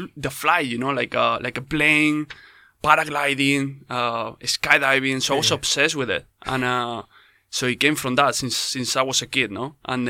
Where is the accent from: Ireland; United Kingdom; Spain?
Spain; yes, skydiver from Spain.